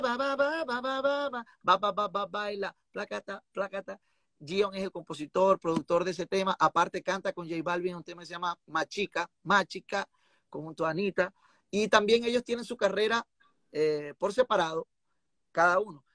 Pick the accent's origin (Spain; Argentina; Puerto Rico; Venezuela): Venezuela; como buen venezolano, a nosotros nos gusta de todo